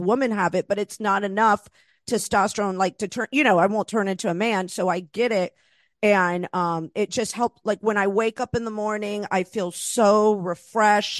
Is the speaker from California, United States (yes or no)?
no; Florida, United States; moved away; also born or lived in Los Angeles; I was raised in Florida